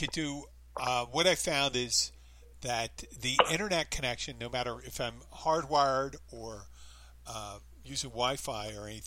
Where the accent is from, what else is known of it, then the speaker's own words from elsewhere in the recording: Philadelphia, Pennsylvania, United States; now in Florida Keys, United States; I'm from Philly